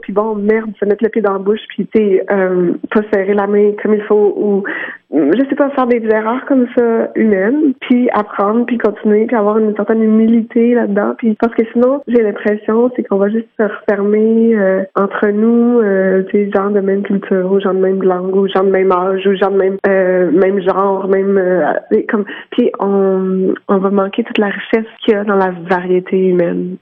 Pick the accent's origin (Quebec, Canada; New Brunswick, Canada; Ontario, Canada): Quebec, Canada; also born or lived in Montreal; je suis je suis québécoise puis j'habite à Montréal.